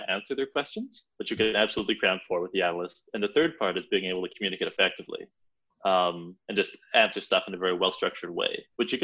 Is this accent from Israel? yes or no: no; Edmonton, Alberta, Canada; moved away as an adult; also born or lived in London; I'm from Edmonton, Canada